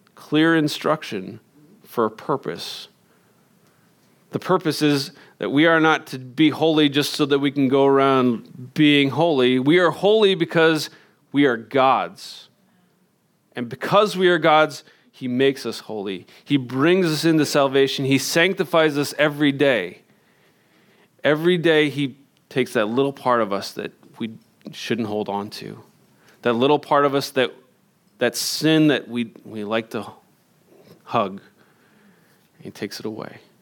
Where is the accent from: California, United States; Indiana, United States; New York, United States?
Indiana, United States; moved away as an adult; I grew up in Indiana